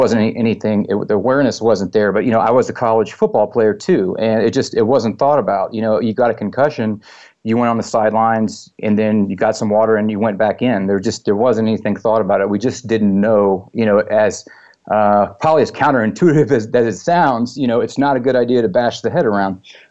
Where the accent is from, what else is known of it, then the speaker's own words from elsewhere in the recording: Texas, United States; I grew up in Texas